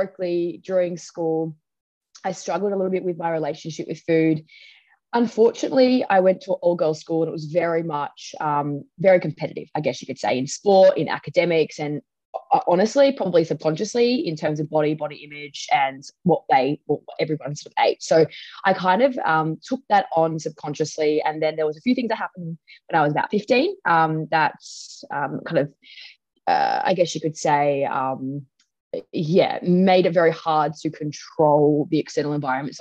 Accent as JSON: {"language": "English", "region": "Tasmania", "country": "Australia", "tie": "born or raised there", "said": "growing up in Tassie, most of my life"}